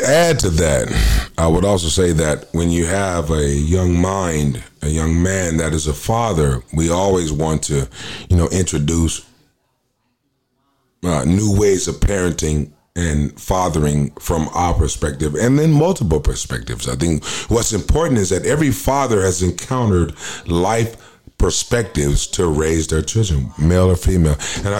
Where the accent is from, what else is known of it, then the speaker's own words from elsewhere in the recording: Minneapolis, Minnesota, United States; born there; also born or lived in Okinawa, Japan / Portland, Oregon; Yeah, man, I was born in Minneapolis, Minnesota. I spent a year and a half, 2 years in Okinawa, Japan. Of course, I was, in Portland, Oregon